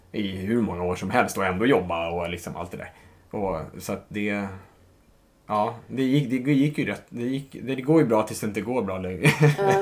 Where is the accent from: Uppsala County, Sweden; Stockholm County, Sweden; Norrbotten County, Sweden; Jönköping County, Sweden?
Stockholm County, Sweden; Stockholm; Stockholm, 34 år, uppvuxen i eh, söder om stan